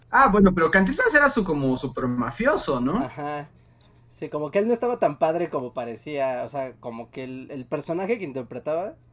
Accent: Mexico; Yo soy puro mexicano.

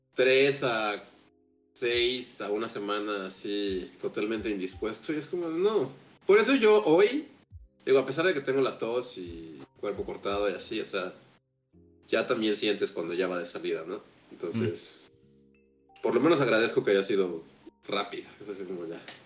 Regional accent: Mexico City, Mexico; nuestra chilanguez

